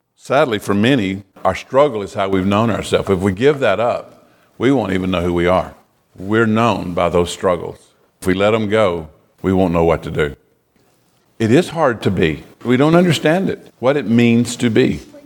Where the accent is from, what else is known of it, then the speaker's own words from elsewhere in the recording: United States; as an American